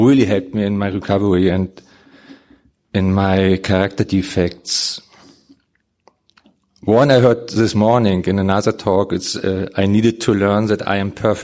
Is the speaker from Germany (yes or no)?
yes; Germany; English is a second language; When I came over from Germany, I came to Nashville.